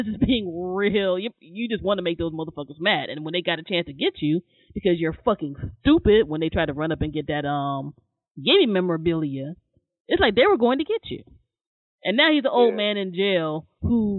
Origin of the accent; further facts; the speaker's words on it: Maryland, United States; I was born and raised in Maryland